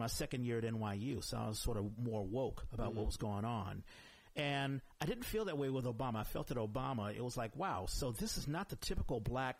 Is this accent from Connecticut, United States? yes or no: no; Washington, District of Columbia, United States; moved away; I'm from Washington D.C. Mm-hmm. and it's the nation's capital, but it's also Chocolate City.